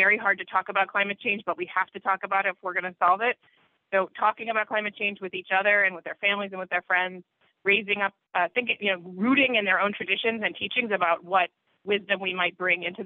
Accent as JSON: {"language": "English", "town": "Baltimore", "region": "Maryland", "country": "United States", "tie": "born or raised there", "said": "I grew up in Baltimore in a conservative synagogue"}